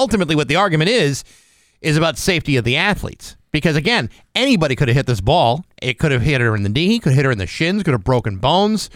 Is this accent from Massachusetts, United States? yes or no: yes; Rehoboth, Massachusetts, United States; my hometown. Rehoboth, Massachusetts